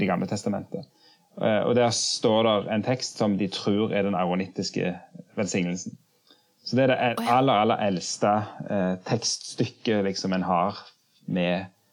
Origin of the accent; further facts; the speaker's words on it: Jørpeland, Rogaland, Norway; moved away as an adult; now in Oslo, Norway; jeg kommer opprinnelig fra Rogaland, fra Ryfylke, Jørpeland.